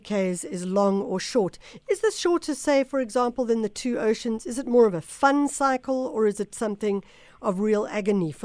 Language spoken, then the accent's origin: English; KwaZulu-Natal, South Africa; moved away; I grew up in KwaZulu-Natal